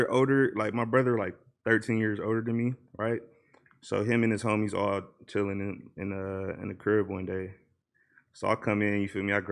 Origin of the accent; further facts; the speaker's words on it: Los Angeles, California, United States; I'm from Watts, bro. Like my granny stayed on like 84th and Van Ness and shit.